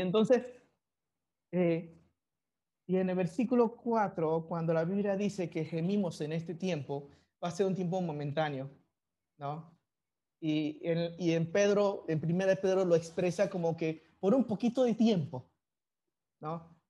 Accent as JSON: {"language": "Spanish", "country": "Panama", "tie": "born or raised there", "also_born_or_lived": "China", "said": "yo soy chino de nacimiento y muestro otra bandera panameña diciendo que yo soy panameño de crecimiento"}